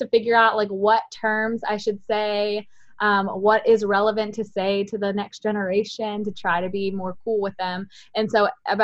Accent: Ohio, United States; moved away as an adult; now in North Carolina, United States; It was a grand old time growing up, let me tell you, in Ohio with all of them

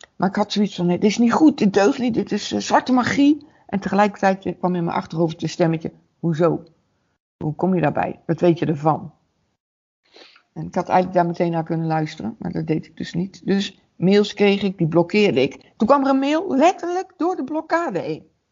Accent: Waalwijk, North Brabant, Netherlands; Ik kom uit Waalwijk

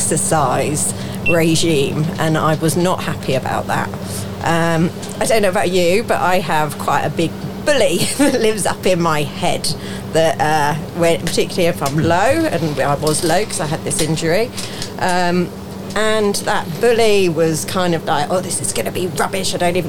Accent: Farnborough, South East England, United Kingdom; also born or lived in Norwich; Originally I was from Norwich, but didn't live there very long. Moved to Farnborough.

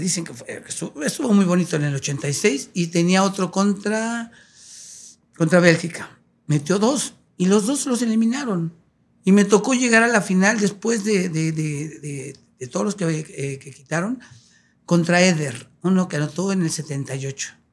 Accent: Mexico City, Mexico; also born or lived in Ciudad Altamirano, Guerrero; crecimos en la Ciudad de México, pero todos los, años pasábamos un mes en Ciudad de Altamirano.

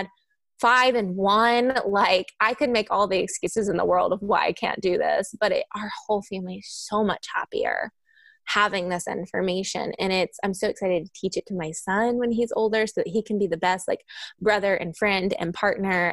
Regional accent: Kentucky, United States; moved away; I'm from Kentucky originally. Sometimes my accent comes out

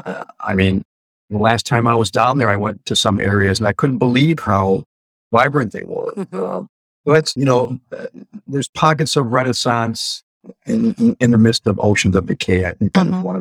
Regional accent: Detroit, Michigan, United States; I grew up in Detroit, so I know the city very, very well

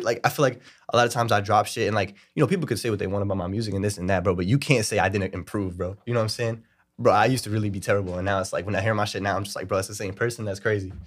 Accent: New York City, New York, United States; I'm from Brooklyn, New York

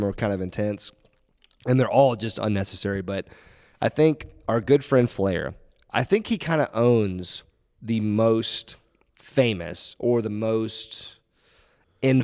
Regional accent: Florida, United States; I'm from Florida

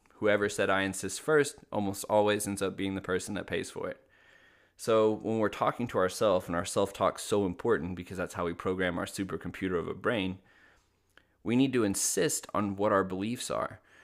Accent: Little Rock, Arkansas, United States; I grew up in Little Rock, Arkansas

